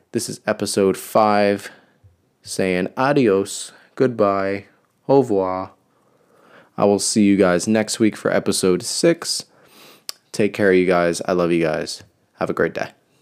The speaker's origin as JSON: {"language": "English", "region": "New Jersey", "country": "United States", "said": "I'm from New Jersey."}